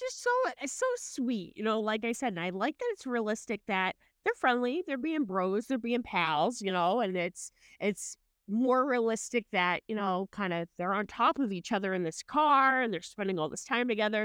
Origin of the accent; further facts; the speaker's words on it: Boston, Massachusetts, United States; I'm from Massachusetts, so Boston